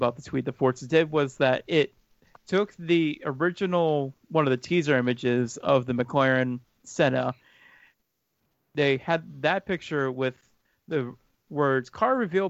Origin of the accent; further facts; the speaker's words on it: Pennsylvania, United States; I am from Pennsylvania.